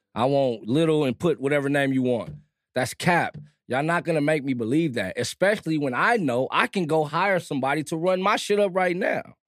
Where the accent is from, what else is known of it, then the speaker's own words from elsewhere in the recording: Compton, California, United States; also born or lived in Germany; I'm from Compton